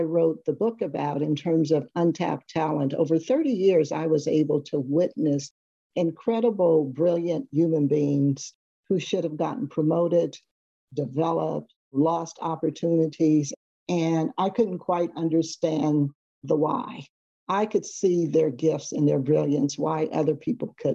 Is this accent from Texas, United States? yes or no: no; Seaside, California, United States; I grew up on the Monterey Peninsula on a small town called Seaside, California